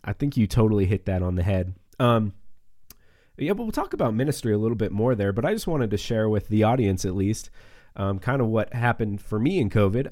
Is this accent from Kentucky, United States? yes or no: no; Northeast Montana, United States; moved away as an adult; also born or lived in Oklahoma City / Texas; now in Wyoming, United States; I grew up in Northeast Montana as well, small town, uh, three thousand people